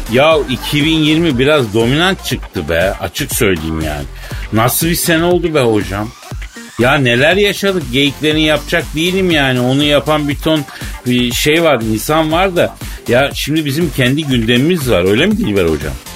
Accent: Turkey; moved away as an adult; now in Istanbul, Turkey; biz Türk erkekleri

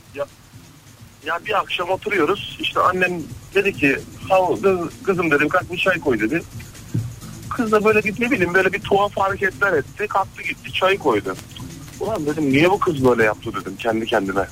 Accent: Black Sea Region, Turkey; biz Karadenizliyiz. Laz

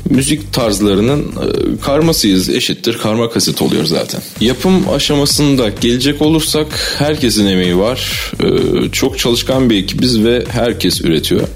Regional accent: Ankara, Turkey; Ankara doğumluyum ve Ankara'da yaşıyorum.

